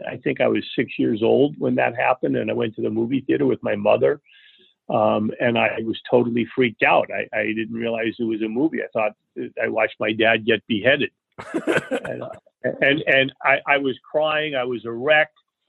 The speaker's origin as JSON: {"language": "English", "region": "New York", "country": "United States", "tie": "born there", "also_born_or_lived": "Leonia, United States / Fort Lee, United States / California", "said": "I was born in New York. My parents first lived in Leonia, New Jersey."}